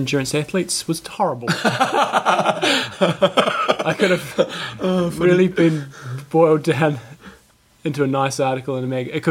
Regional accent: New Zealand

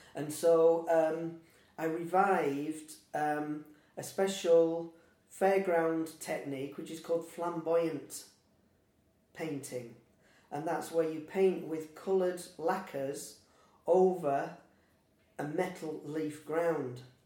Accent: Lancaster, North West England, United Kingdom; also born or lived in Morecambe; I'm local, so I've lived in Lancaster, I've lived in Morecambe, I was born in Lancaster

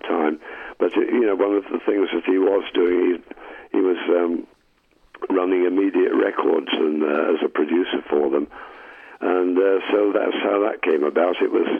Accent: Manchester, North West England, United Kingdom; now in London, United Kingdom; where I came down from Manchester to London to get started.

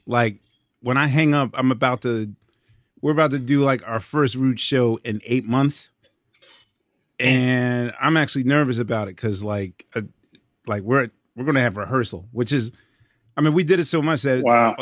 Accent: Philadelphia, Pennsylvania, United States; my hometown of Philadelphia

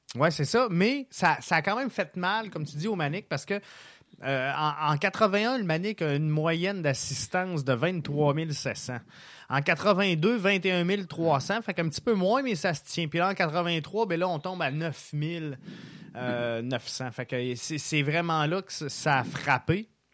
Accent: Quebec City, Quebec, Canada; moved away; also born or lived in Montreal; je viens de Québec à la base.

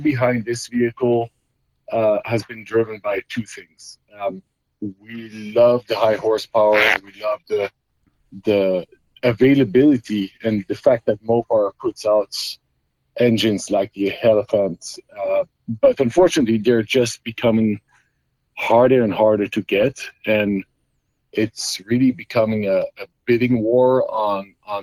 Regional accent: Belgium; moved away as an adult; now in United States; I was born and raised in Belgium, Europe

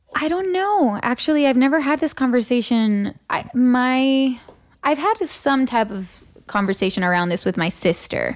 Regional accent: Tijuana, Baja California, Mexico; also born or lived in San Diego, California; now in Los Angeles, United States; So I grew up there, and that's really home

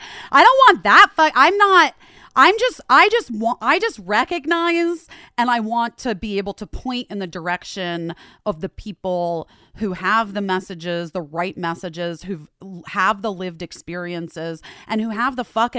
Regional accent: Scottsdale, Arizona, United States; also born or lived in Chicago; my dad's job got transferred to Arizona. We all went, obviously. And that was a big change. Like, it was a huge difference. And that's where I grew up

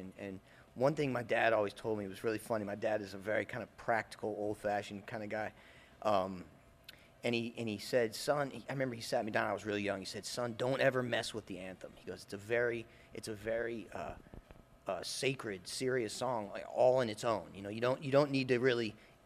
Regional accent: St. Louis, Missouri, United States; now in New Orleans, United States; Sean and I grew up in St. Louis

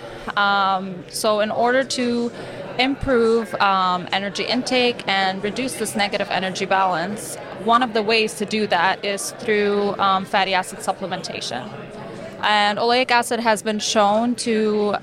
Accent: Beirut, Beirut Governorate, Lebanon; moved away as an adult; now in Michigan, United States; So I'm originally from Beirut, Lebanon. I was born and raised in Lebanon

